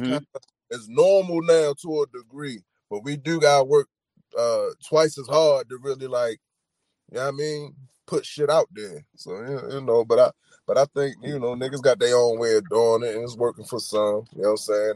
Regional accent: Baltimore, Maryland, United States; I'm from Baltimore

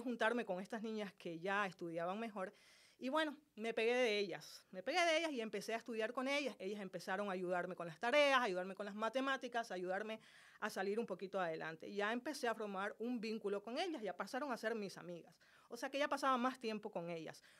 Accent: Santa Cruz de la Sierra, Santa Cruz, Bolivia; Yo soy boliviana, nací en la ciudad de Santa Cruz, Bolivia

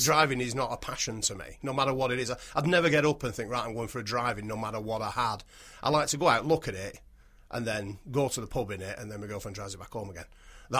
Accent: Lancashire, North West England, United Kingdom; I'm from Lancashire.

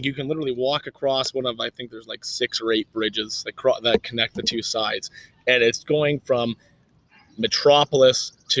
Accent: Budapest, Hungary; I'm from Budapest, Hungary

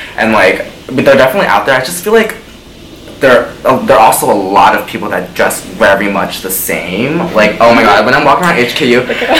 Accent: New York City, New York, United States; moved away as an adult; also born or lived in Boston; I am from New York, as Caitlin said, Brooklyn. Right, I grew up there.

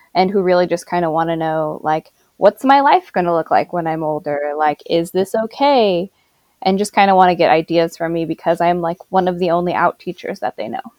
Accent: Lawrence, Kansas, United States; I'm from Lawrence, Kansas

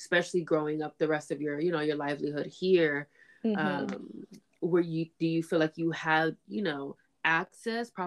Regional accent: San Diego, California, United States; I'm from San Diego, born and raised, and I am mixed as well.

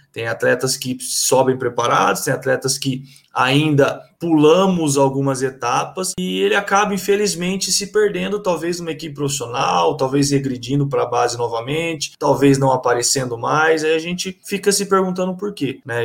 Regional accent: Osvaldo Cruz, São Paulo, Brazil; moved away as an adult; now in Campinas, Brazil; sou natural de Oswaldo Cruz, São Paulo

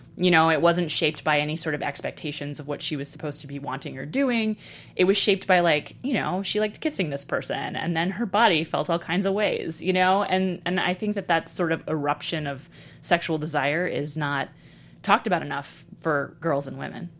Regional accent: Texas, United States; moved away as an adult; also born or lived in Brooklyn, New York; I grew up partly in Brooklyn and partly in Texas, but I was coming of age very much in Texas

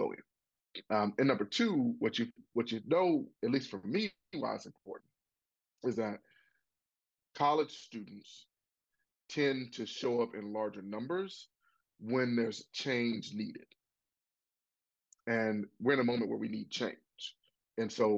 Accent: Pine Bluff, Arkansas, United States; myself am a product of public schools in Arkansas. I went from Watson Chapel High School on to get 5 degrees

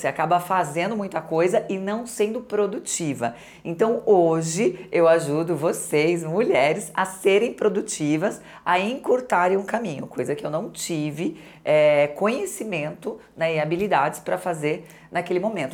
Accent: Santo André, São Paulo, Brazil; eu sou de Santo André, adoro minhas amigas de Santo André, trabalhando aos 11 anos de idade

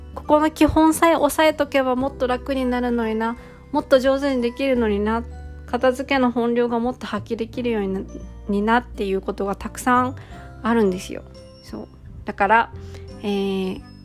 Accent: Japan

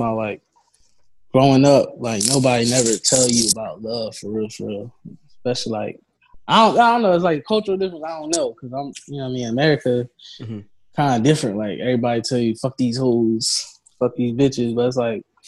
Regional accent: Philadelphia, Pennsylvania, United States; at my school

